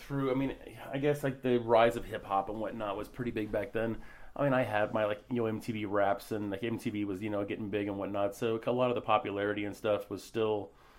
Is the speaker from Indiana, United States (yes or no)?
no; Denver, Colorado, United States; also born or lived in West Palm Beach, United States / Hermosa Beach, United States; Colorado, and Hermosa Beach, California. Those are the two places that I would call home, even though I was born in West Palm Beach, Florida. I've lived all over, though. I've been military family as well, Air Force, so bounced around quite a bit.